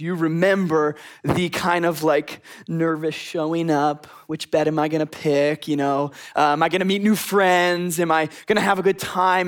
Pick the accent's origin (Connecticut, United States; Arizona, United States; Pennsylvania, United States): Pennsylvania, United States; Philadelphia; also born or lived in Boston; now in Texas, United States; I'm from the northeast. I'm from Philadelphia. I'm used to snowstorms